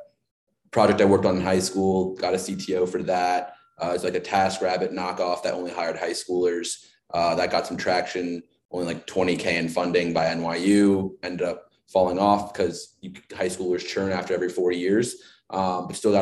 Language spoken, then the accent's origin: English; Chicago, Illinois, United States; I'm from Chicago